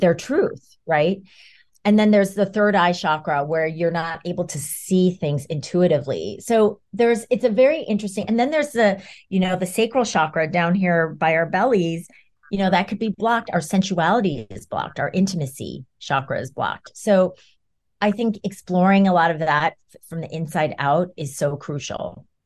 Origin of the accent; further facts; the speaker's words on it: New York, United States; I'm a New Yorker